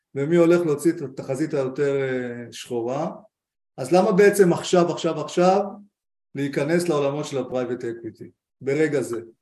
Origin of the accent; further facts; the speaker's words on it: Israel; אנחנו כמשקיעים ישראלים